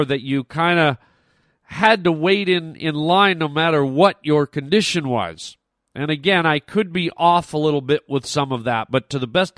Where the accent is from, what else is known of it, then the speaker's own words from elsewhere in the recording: Ontario, Canada; moved away as an adult; I grew up in Ontario